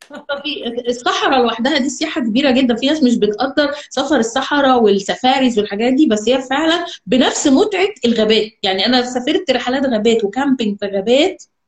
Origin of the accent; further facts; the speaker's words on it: Alexandria, Alexandria Governorate, Egypt; moved away as an adult; also born or lived in Cairo; now in Dubai, United Arab Emirates; انا اصلا من اسكندريه